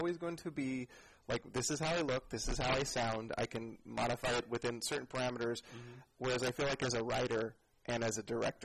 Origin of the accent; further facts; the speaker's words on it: San Jose, California, United States; now in San Francisco, United States; I'm from San Jose